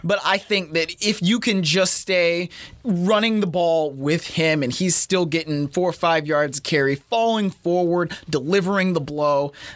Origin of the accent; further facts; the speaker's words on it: Cleveland, Ohio, United States; moved away; my hometown of Cleveland.